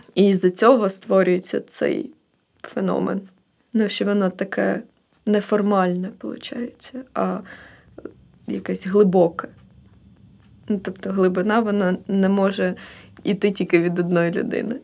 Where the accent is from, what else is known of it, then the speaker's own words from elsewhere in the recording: Kherson Oblast, Ukraine; moved away as an adult; also born or lived in Odesa; now in Kyiv, Ukraine; я з Херсонської області, з села